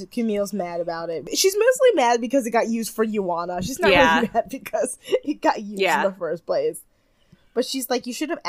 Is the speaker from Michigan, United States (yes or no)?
yes; Detroit, Michigan, United States; We are both from Metro Detroit, which means we spent a good amount of time in actual Detroit